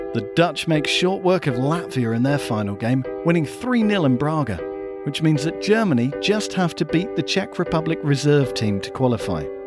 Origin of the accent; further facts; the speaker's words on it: England, United Kingdom; We are English.